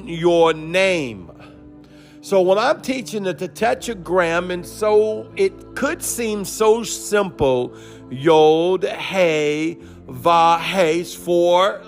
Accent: New Orleans, Louisiana, United States; accent: Cajun; that's my New Orleans upbringing

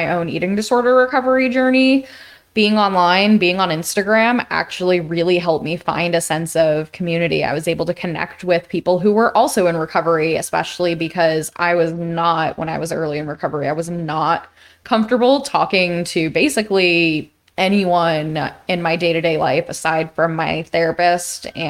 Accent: New York, United States; I grew up in New York

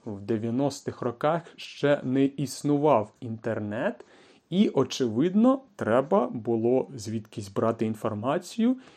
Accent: Kyiv, Ukraine; Тобто я народився у великому місті, я народився у Києві, у столиці України

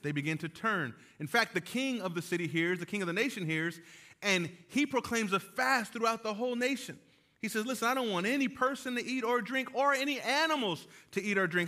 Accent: California, United States; moved away; I am from California

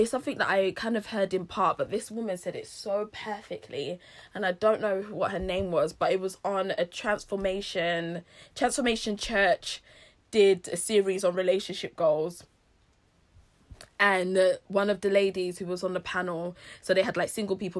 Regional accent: Nigeria; being Nigerian, being of a certain age

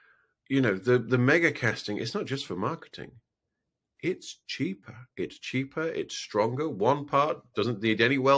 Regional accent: Halifax, Yorkshire and the Humber, United Kingdom; I'm from Halifax. I have no stake in this.

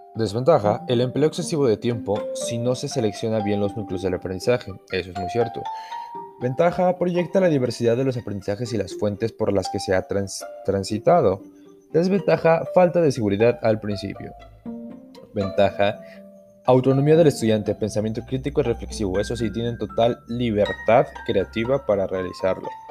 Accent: Ixmiquilpan, Hidalgo, Mexico; mi comunidad, mi pueblo es Ixmiquilpan Hidalgo

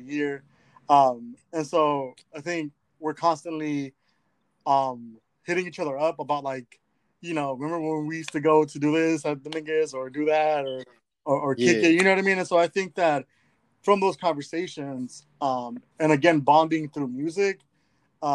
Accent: Los Angeles, California, United States; I'm from South Central

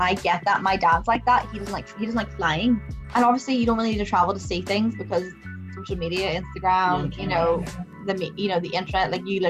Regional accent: Ireland; That might be because obviously I'm Irish

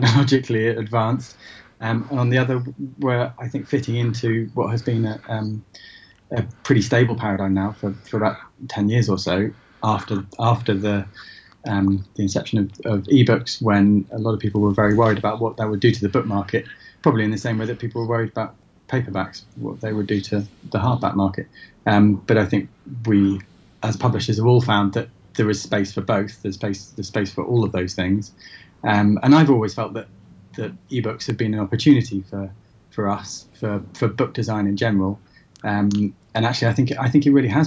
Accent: Shrewsbury, West Midlands, United Kingdom; now in London, United Kingdom; I'm brought up in Shrewsbury and, now live in London.

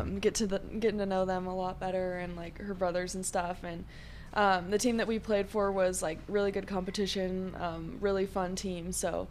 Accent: Seattle, Washington, United States; moved away as an adult; now in Las Cruces, United States; I'm a midfielder for the Aggies. I'm number 17. I'm from Seattle, Washington.

